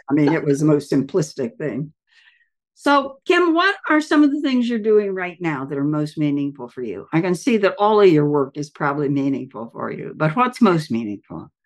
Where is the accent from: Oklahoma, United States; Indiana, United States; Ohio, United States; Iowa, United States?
Ohio, United States; Southern; moved away; I'm from Southern Ohio originally